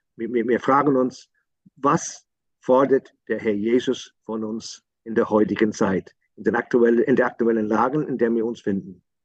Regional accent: Northern Ireland, United Kingdom; German is a second language; Bei uns im Norden waren, waren, waren die Katholiken eher eine Gesellschaft

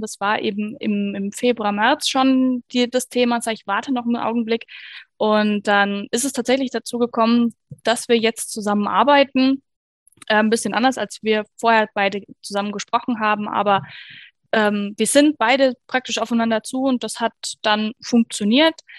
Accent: Bavaria, Germany; bei uns in Bayern

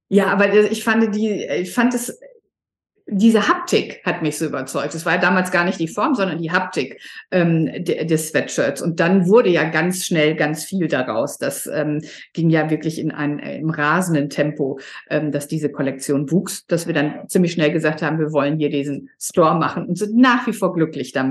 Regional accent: Sylt, Schleswig-Holstein, Germany; Ja, ich bin aus Sylt, es ist sieben Grad

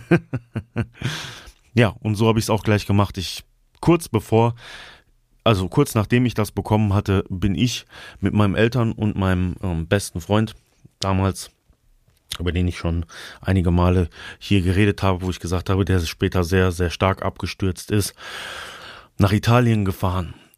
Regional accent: Altenau, Germany; in meiner Heimatstadt Altenau

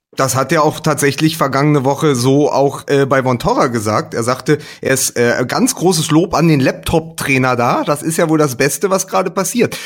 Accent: Berlin, Germany; als Berliner

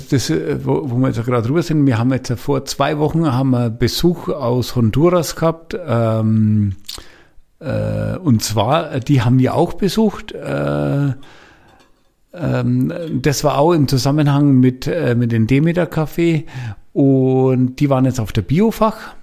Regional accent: Franconia, Bavaria, Germany; ich bin Franke

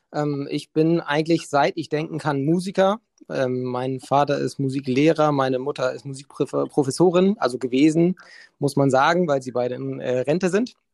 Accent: Hamburg, Germany; Bin aufgewachsen in Hamburg, ähm, bin irgendwann nach Mannheim, habe dort studiert an der Popakademie, bin dann zurück

